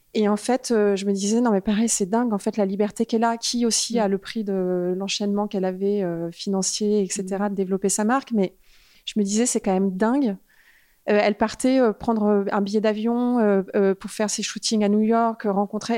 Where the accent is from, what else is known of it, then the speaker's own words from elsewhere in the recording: Paris, Île-de-France, France; moved away as an adult; also born or lived in United States / Los Angeles; je, suis née en France. J'ai grandi en France jusqu'à mes 21 ans